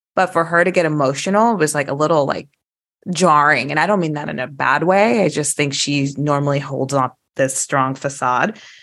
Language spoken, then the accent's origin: English; Midwest, United States; we're from the Midwest, as you guys know, Kansas City, Saint Louis